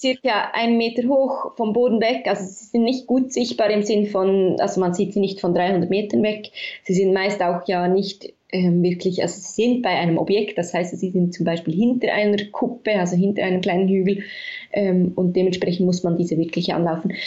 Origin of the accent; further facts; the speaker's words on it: Bern, Switzerland; Ich komme aus Bern und bin auch hier aufgewachsen, also die Hauptstadt